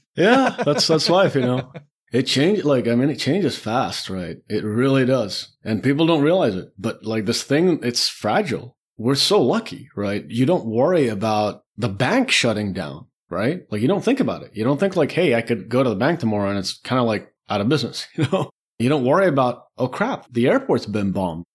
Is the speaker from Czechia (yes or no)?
yes; Czechia; moved away as an adult; also born or lived in Beirut, Lebanon; I was born in the Czech Republic.